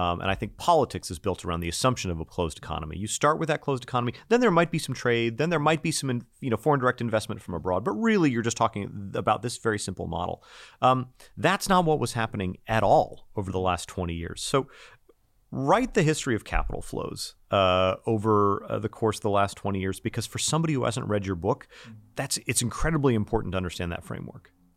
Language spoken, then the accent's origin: English; United States; accent: American